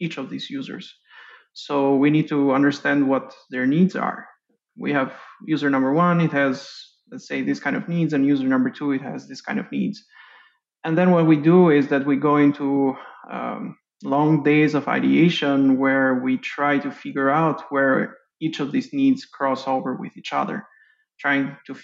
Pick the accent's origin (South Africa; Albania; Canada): Albania; Tirana, Tirana County; now in Austin, United States; I grew up in Tirana, Albania